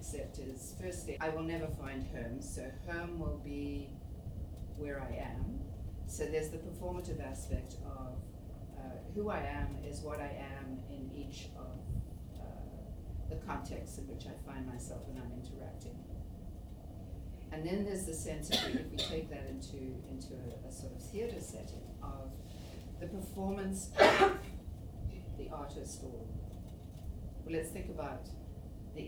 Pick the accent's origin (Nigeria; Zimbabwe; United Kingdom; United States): Zimbabwe; also born or lived in Malawi; now in Toronto, Canada; Shona, which is one of the languages of Zimbabwe, where I spent much of my life before I moved here.